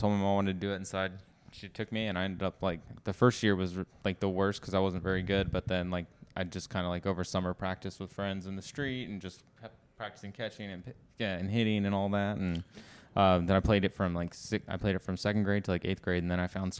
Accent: Fresno, California, United States

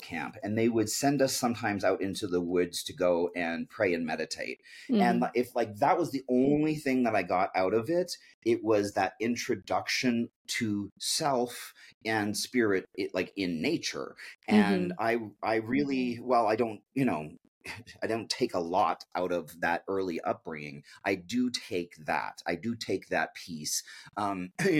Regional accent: Canada; we grew up outside of British Columbia.

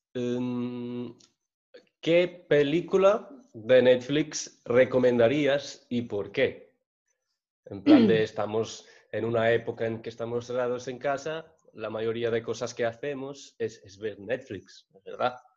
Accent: Portugal; Spanish is a second language; yo que soy portugués

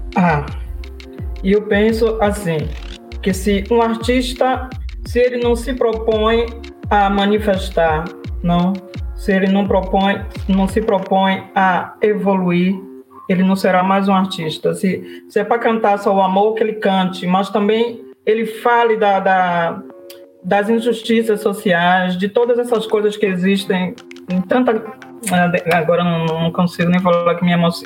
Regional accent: Salvador, Bahia, Brazil; accent: Bahia; moved away as an adult; also born or lived in Trancoso; now in Italy; Eu sou de Salvador, mas estava em Trancoso

